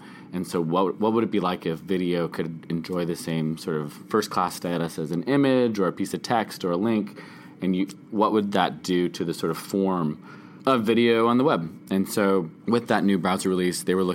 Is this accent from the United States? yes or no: no; Canada; I'm a Canadian documentary filmmaker